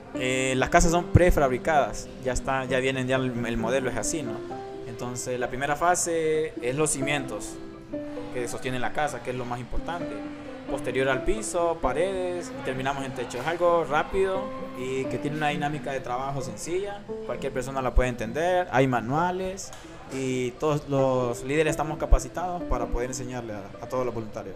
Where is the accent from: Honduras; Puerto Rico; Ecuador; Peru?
Honduras; como estudiante y como ciudadano hondureño